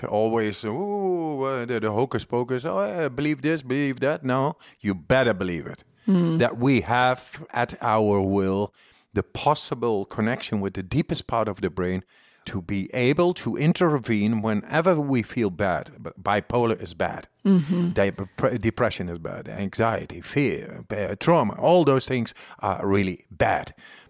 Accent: Amsterdam, North Holland, Netherlands; And I'm from Amsterdam.

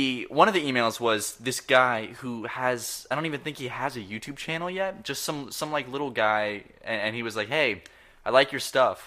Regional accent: the South, United States; I'm also from the South

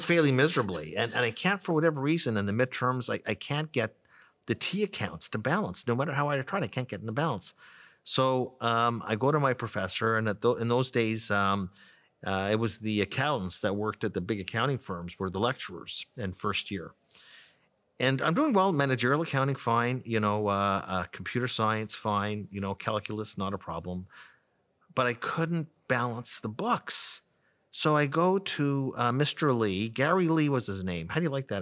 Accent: Ottawa, Ontario, Canada; also born or lived in Toronto; I grew up in Ottawa, went to University of Toronto, uh, for five years, came back to Ottawa

